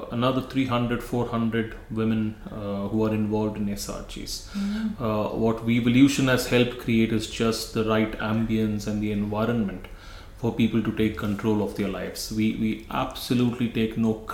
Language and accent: English; India; moved away as an adult; now in Scotland, United Kingdom; I come from India